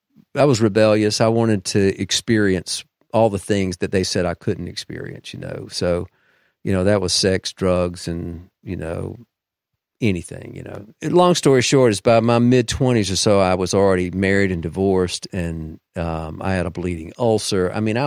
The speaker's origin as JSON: {"language": "English", "region": "Deep South", "country": "United States", "tie": "born or raised there", "said": "I'm a product of the Deep South, so, you know, like many from there. I was raised in the Southern Baptist Church, and my mother was a churchgoer."}